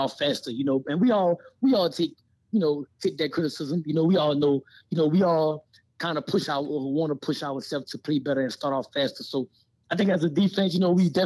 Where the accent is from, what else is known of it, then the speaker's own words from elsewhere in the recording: Louisiana, United States; moved away as an adult; now in Las Vegas, United States; I'm a South Side boy. I'm from Louisiana